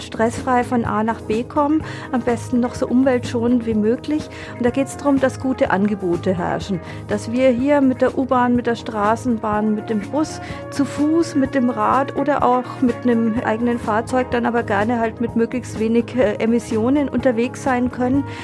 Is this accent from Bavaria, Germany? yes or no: yes; Roth, Bavaria, Germany; now in Nuremberg, Germany; Ich komme ja aus Rot, da äh, sind für mich der Steckerlerswald, die Butzermuggerle, das ist irgendwie so eine Erinnerung.